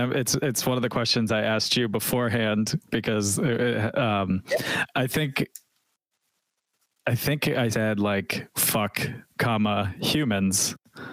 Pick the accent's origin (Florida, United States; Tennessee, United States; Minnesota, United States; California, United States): Tennessee, United States; Nashville; I'm from Nashville